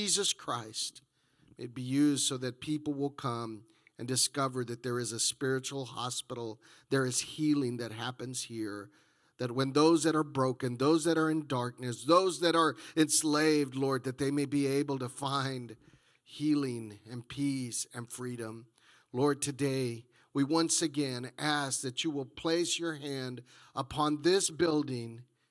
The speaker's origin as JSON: {"language": "English", "region": "Texas", "country": "United States", "moved": "as an adult", "said": "I come from Texas"}